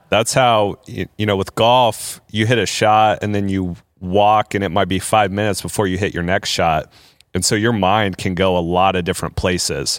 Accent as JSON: {"language": "English", "region": "Indiana", "country": "United States", "tie": "born or raised there", "said": "I grew up in Indiana"}